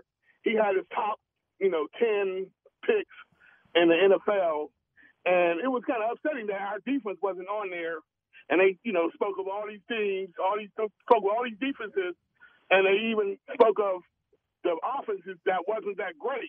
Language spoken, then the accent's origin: English; Pittsburgh, Pennsylvania, United States; I'm from the North Side. I grew up right there on the North Side